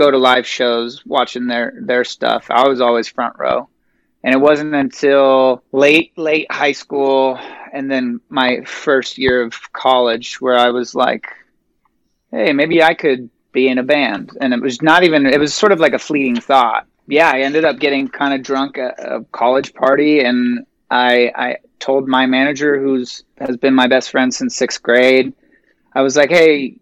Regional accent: Phoenix, Arizona, United States; I was born and raised here in Phoenix

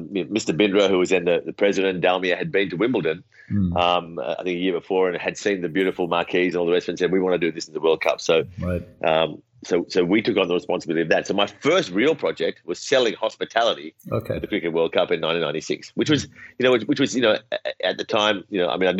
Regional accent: Australia; moved away as an adult; also born or lived in India; now in Sydney, Australia; I grew up in Australia. So, you know, I spent the first 27 years of my life in Australia.

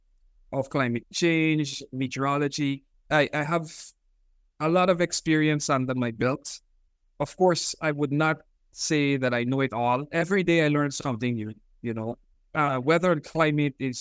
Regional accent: Georgetown, Demerara-Mahaica, Guyana; moved away as an adult; also born or lived in Cuba / Reading, United Kingdom; I was born in Georgetown, Guyana. I grew up in Guyana.

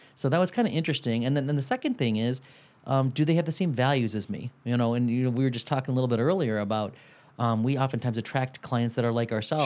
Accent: Detroit, Michigan, United States; we're from Detroit

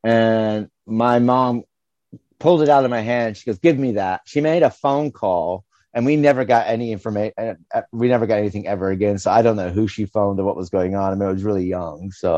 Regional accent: the North, United States; we come from the North

